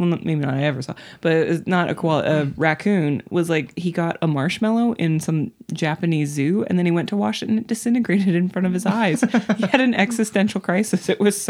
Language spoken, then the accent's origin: English; Scotland, United Kingdom; I'm Scottish